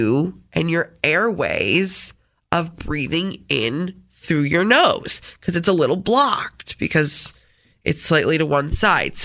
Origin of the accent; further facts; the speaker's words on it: Rochester, New York, United States; accent: Rochesterian; I'm from Rochester